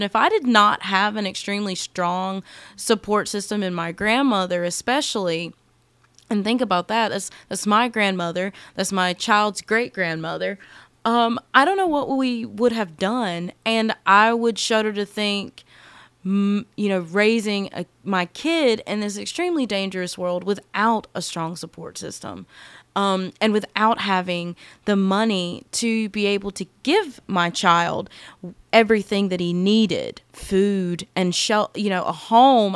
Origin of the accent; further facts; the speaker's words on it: United States; I absolutely love being American